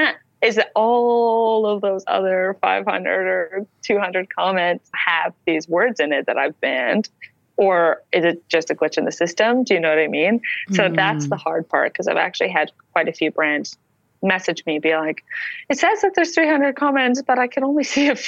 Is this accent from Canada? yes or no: yes; Canada; I'm a Canadian.